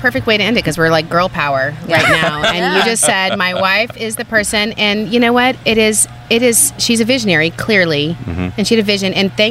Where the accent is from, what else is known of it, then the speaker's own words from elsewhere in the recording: Phoenix, Arizona, United States; So the reason why she was in Russia is because the WNBA, and by the way, I'm from Phoenix, right?